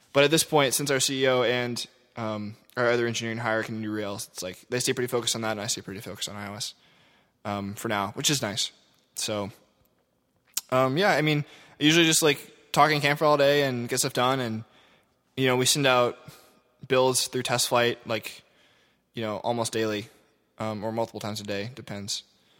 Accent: Louisville, Kentucky, United States; Anyway, I grew up in Louisville.

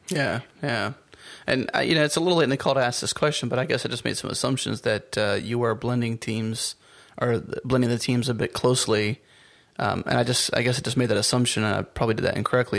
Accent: United States; as an American

